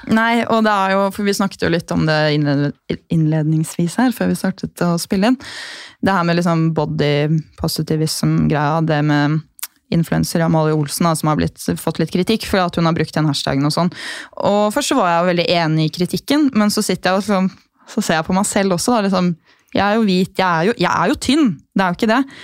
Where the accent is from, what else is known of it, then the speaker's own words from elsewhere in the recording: Gol, Buskerud, Norway; moved away as an adult; also born or lived in Bergen; Jeg er jo fra Gol